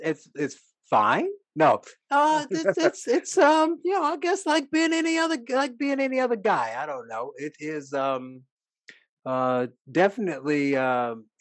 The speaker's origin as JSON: {"language": "English", "region": "Northwest Indiana", "country": "United States", "tie": "born or raised there", "said": "I grew up in Northwest Indiana"}